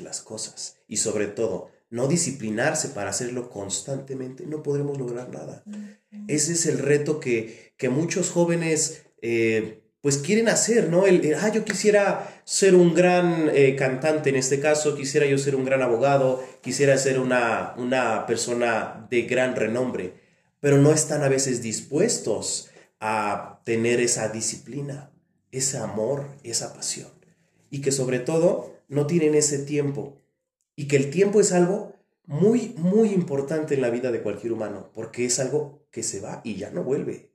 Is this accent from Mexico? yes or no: yes; Coacalco, State of Mexico, Mexico; yo nací aquí efectivamente en Coacalco. Yo recuerdo que cuando iba a la primaria